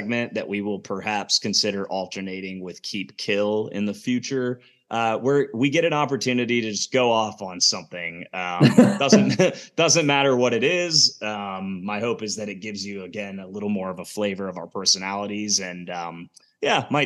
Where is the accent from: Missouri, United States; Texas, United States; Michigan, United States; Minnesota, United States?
Missouri, United States; Kansas City; moved away as an adult; also born or lived in Denver / Lawrence, Kansas; now in Atlanta, United States; I'm from Kansas City. I mean, I live in Atlanta now, lived in Denver before that, went to KU, lived in Kansas City for like 12